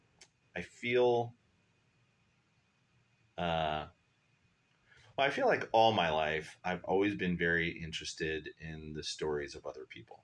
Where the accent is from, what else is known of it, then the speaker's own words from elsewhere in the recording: Columbus, Ohio, United States; also born or lived in Phoenix, Arizona / Miami, Florida / Cleveland, Ohio / Solon, Ohio; Been in Columbus almost all my life. Moved down here when I was like four, and I've been here ever since then.